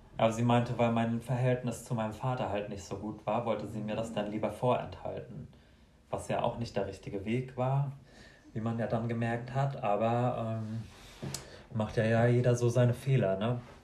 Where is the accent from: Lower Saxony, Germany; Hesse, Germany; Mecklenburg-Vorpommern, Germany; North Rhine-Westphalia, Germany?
Mecklenburg-Vorpommern, Germany; Ich komme aus Kahlo in Mecklenburg-Vorpommern